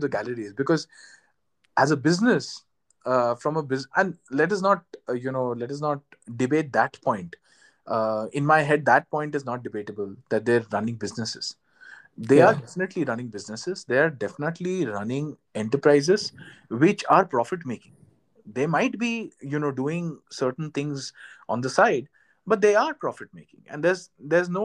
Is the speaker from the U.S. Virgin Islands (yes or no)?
no; Jaipur, Rajasthan, India; while I was growing up in Jaipur